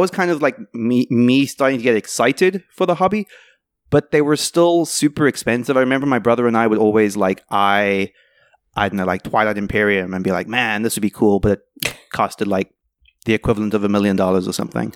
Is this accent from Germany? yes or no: no; South Africa; moved away; I grew up in South Africa